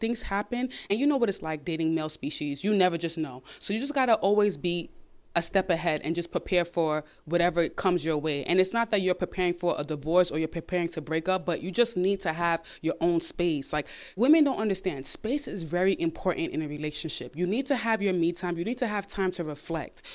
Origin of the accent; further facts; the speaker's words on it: New York City, New York, United States; I'm from Brooklyn, New York.